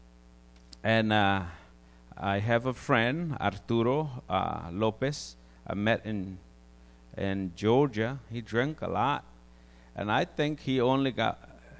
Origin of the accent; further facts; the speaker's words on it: Guatemala; moved away; I grew up in Guatemala